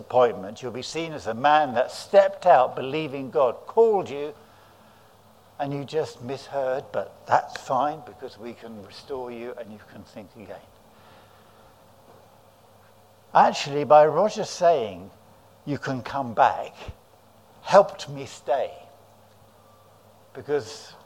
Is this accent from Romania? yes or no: no; South of England, United Kingdom; also born or lived in Guadalajara, Mexico; I come from south of England